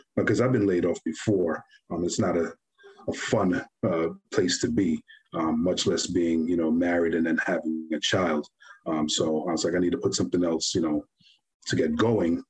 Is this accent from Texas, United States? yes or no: no; New York, United States; growing up in New York